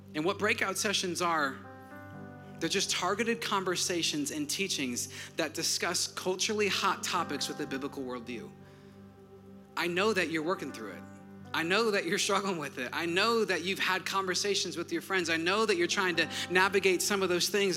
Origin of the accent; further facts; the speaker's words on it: Wisconsin, United States; now in Georgia, United States; I'm from Wisconsin.